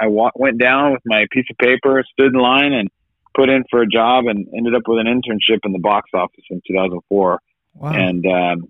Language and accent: English; Fresno, California, United States; my community that I grew up